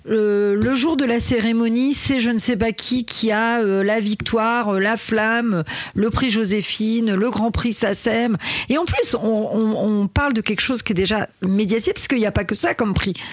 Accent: Brittany, France; et moi en tant que bretonne on en parle ou pas

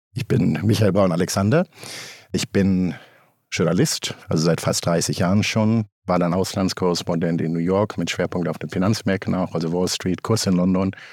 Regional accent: Germany; also born or lived in Cape Town, South Africa; Hier bei uns in Deutschland

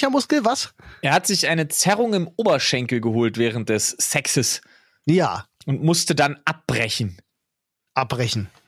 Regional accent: Berlin, Germany; Also selbst als Berliner bin ich wild, überrascht.

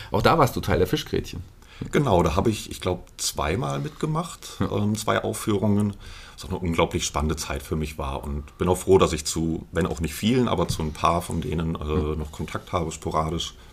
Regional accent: Fulda, Hesse, Germany; Genau, ja. Ich bin das ganze, fast das ganze Leben hier

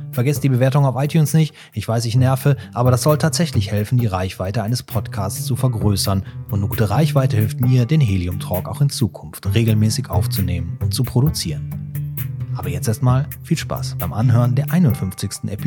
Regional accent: Cologne, North Rhine-Westphalia, Germany; als Kölner kommt man ja so selten nach Düsseldorf, ne?

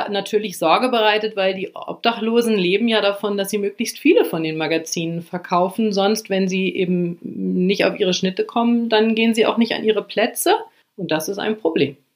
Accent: Lower Saxony, Germany; also ich komme vom Land, aus Niedersachsen und wollte die große weite Welt kennenlernen

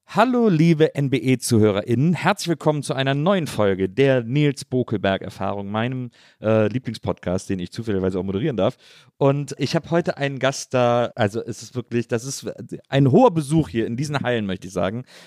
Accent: Wesseling, North Rhine-Westphalia, Germany; aus Wesseling, zwischen Köln und Bonn

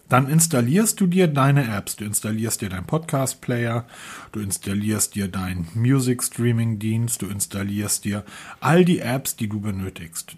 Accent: Northern Germany, Germany; weil wir kommen ja hier aus dem Norden

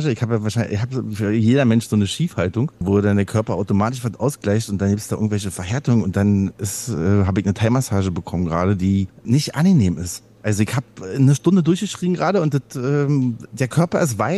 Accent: East Germany, Germany; also ich komme ja aus dem Osten

